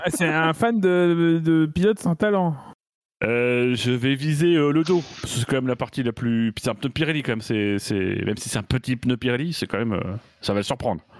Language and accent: French; Normandy, France; Ça tombe bien, je suis normand.